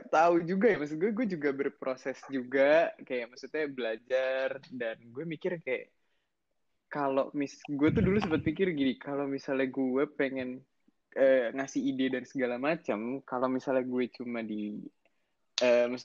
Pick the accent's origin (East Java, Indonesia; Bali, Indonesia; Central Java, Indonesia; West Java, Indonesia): West Java, Indonesia; Bekasi; also born or lived in Jakarta; gue lahir di Jakarta 30 Juli 2002 berarti Leo ya zodiak gue ya. Terus gue uh, habis itu gue tinggal di Bekasi, kota Bekasi, tapi ya deket-deket Jakarta lah ya.